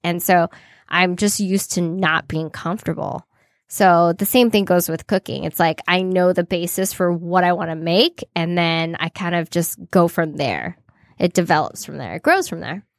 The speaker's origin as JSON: {"language": "English", "region": "California", "country": "United States", "accent": "valley girl", "moved": "as an adult", "lives_now": "Detroit, United States", "said": "I'm from California"}